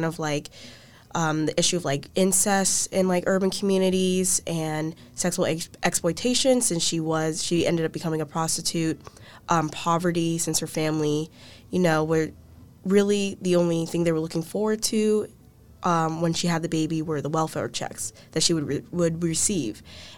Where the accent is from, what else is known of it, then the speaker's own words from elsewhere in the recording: Orlando, Florida, United States; I'm a first year here at UVA. I'm from Orlando, Florida.